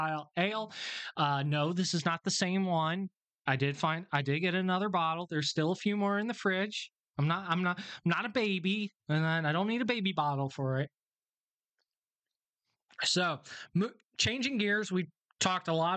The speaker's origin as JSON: {"language": "English", "country": "United States", "said": "I'm an American"}